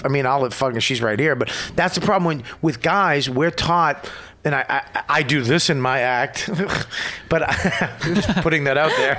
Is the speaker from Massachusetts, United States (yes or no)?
yes; Boston, Massachusetts, United States; because I'm from Boston